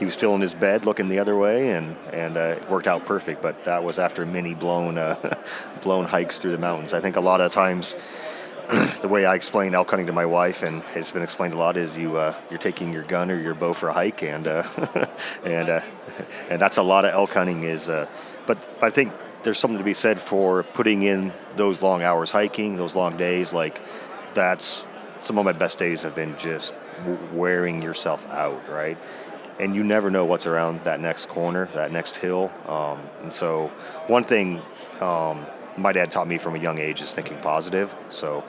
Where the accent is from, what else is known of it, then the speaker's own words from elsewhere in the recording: Washington, United States; moved away as an adult; also born or lived in Oregon; now in Montana, United States; I grew up in Washington, and there we did a lot of blacktail hunting with my dad